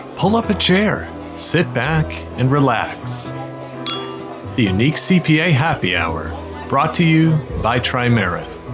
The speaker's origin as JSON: {"language": "English", "region": "Arizona", "country": "United States", "tie": "born or raised there", "also_born_or_lived": "Scottish Borders", "moved": "yes", "lives_now": "Scotland, United Kingdom", "said": "I grew up in Arizona"}